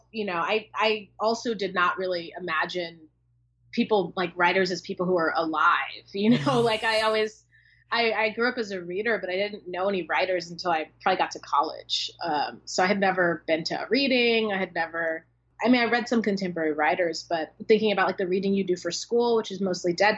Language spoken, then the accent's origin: English; Oceanside, California, United States; I'm from San Diego County, from Oceanside, which is where The Mothers is set, my first book